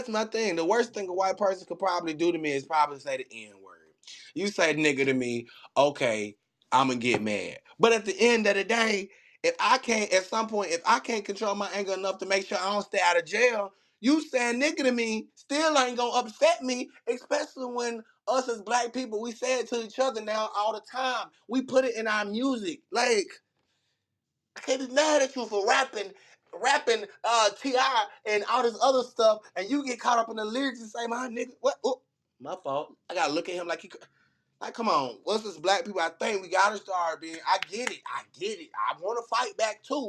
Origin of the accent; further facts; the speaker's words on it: Birmingham, Alabama, United States; also born or lived in Montgomery, Alabama; I was born in Birmingham, Alabama, went to college in Montgomery